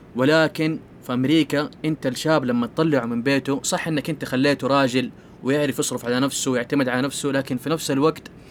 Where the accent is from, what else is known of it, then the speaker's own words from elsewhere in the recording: Saudi Arabia; عندنا في السعودية